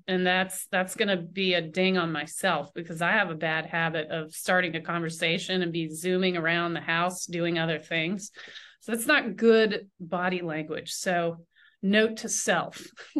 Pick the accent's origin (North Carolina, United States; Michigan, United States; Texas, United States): North Carolina, United States; Charlotte; I grew up in Charlotte, so I was surrounded by Chapel Hill people.